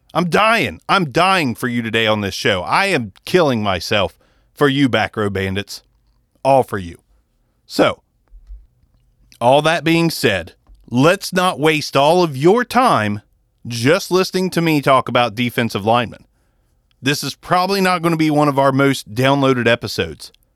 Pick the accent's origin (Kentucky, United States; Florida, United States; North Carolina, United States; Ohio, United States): Ohio, United States; we're from Ohio